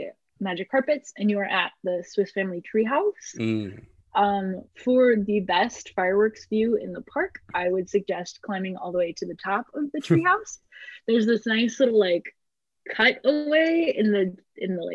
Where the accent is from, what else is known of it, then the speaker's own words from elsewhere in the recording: near Delavan, Wisconsin, United States; near my hometown